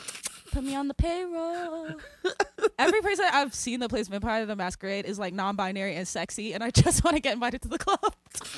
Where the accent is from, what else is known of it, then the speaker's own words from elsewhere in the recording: New Jersey, United States; I'm a psychiatrist. I'm from New Jersey.